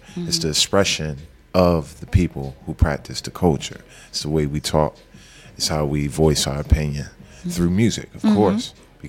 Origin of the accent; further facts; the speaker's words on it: Philadelphia, Pennsylvania, United States; From Southwest Philly, 58th Street.